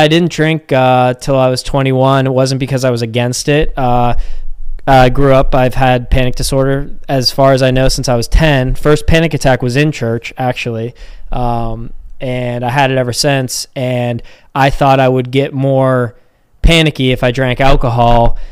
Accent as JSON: {"language": "English", "town": "Pittsburgh", "region": "Pennsylvania", "country": "United States", "tie": "born or raised there", "said": "born and raised in Pittsburgh. Uh, we still live here"}